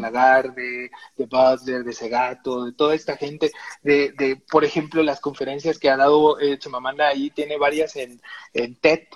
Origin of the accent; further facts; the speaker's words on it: Tabasco, Mexico; así somos los tabasqueños